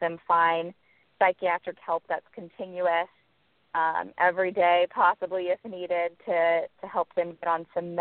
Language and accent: English; Naples, Florida, United States; now in Miami, United States; I grew up in Naples, Florida